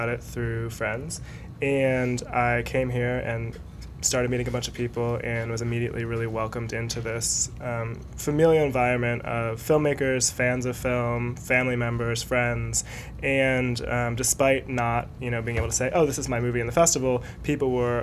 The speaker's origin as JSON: {"language": "English", "town": "Detroit", "region": "Michigan", "country": "United States", "moved": "yes", "lives_now": "Los Angeles, United States", "said": "I am originally from Michigan in the Metro Detroit area"}